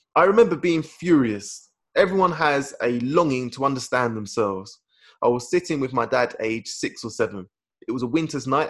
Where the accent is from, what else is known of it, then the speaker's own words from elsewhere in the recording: United Kingdom; we, as British people